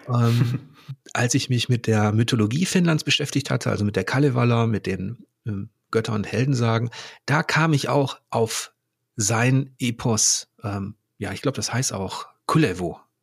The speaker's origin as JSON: {"language": "German", "country": "Germany", "said": "als Deutscher"}